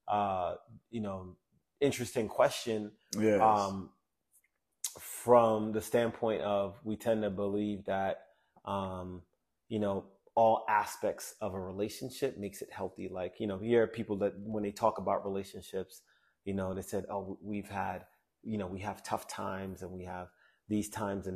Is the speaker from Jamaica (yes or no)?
yes; Jamaica; I'm Jamaican, man.